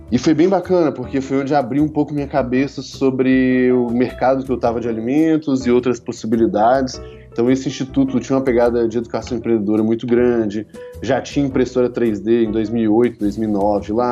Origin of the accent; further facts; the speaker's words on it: Belo Horizonte, Minas Gerais, Brazil; also born or lived in Campinas; É, eu sou de BH, na verdade.